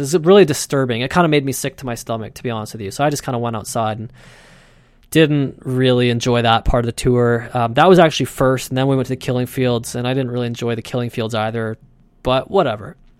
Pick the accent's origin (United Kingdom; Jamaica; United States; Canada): Canada